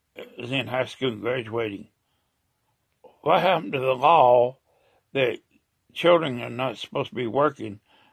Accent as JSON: {"language": "English", "country": "United States", "said": "I'm an American"}